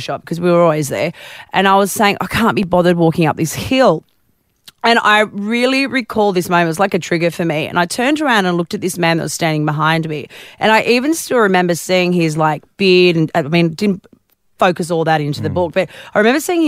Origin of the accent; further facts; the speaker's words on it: Newcastle, New South Wales, Australia; now in Melbourne, Australia; I grew up in Newcastle. I know all about the newy weather